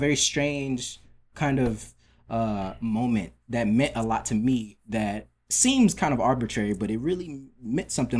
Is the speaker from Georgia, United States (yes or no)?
yes; Atlanta, Georgia, United States; moved away as an adult; also born or lived in Maryland; now in New York, United States; I was born in Maryland, but I grew up in uh, DeKalb County, um, Atlanta.